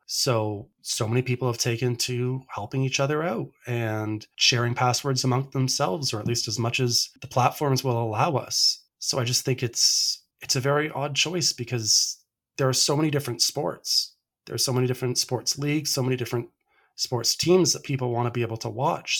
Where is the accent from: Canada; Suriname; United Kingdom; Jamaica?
Canada; as a Canadian baseball fan